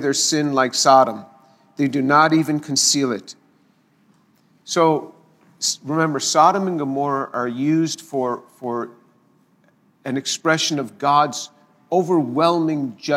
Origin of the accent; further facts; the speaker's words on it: the New York area, United States; I grew up in the New York area, and this is just the way we spoke